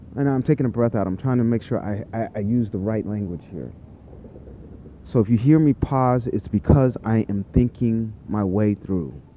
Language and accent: English; United States; I'm an American. I'm a native Psy American, by the way, and I'm an African American